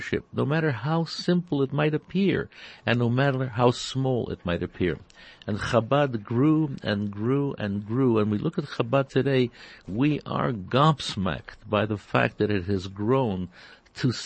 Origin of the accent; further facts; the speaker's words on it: Toronto, Ontario, Canada; growing up in Toronto